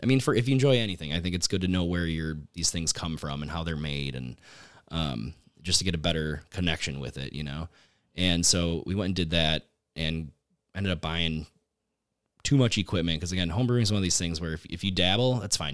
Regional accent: Menasha, Wisconsin, United States; moved away as an adult; now in Oshkosh, United States; I grew up in Menasha, just about twenty minutes north of here

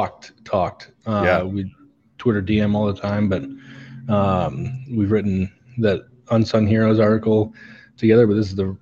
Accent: Wisconsin, United States; now in Independence, United States; I'm in little suburb Independence. I think that's one of the biggest suburbs of Kansas City. But I'm originally from Wisconsin, moved down here to be with my girlfriend.

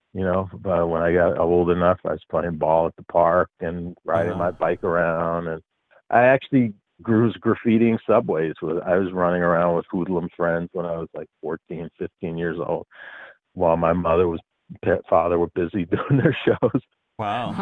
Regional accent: New York, United States; I grew up in New York.

